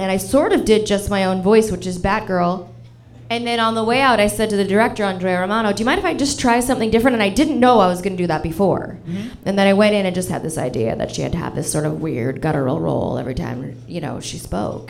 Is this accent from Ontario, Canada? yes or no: yes; Toronto, Ontario, Canada; now in Los Angeles, United States; I grew up in Toronto